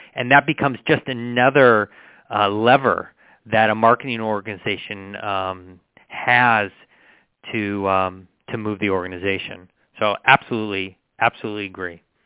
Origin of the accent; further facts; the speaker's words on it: San Diego, California, United States; also born or lived in Berkeley; I grew up in San Diego, went to school at Berkeley